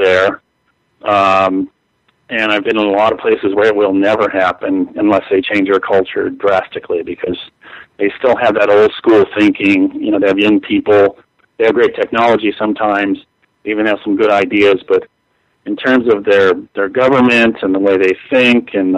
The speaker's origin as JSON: {"language": "English", "town": "Los Angeles", "region": "California", "country": "United States", "tie": "born or raised there", "also_born_or_lived": "Silicon Valley", "said": "born and raised in Los Angeles"}